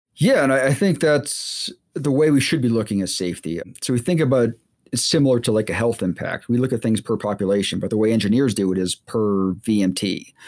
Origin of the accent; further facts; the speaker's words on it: Boston, Massachusetts, United States; also born or lived in Virginia; I grew up in the Boston area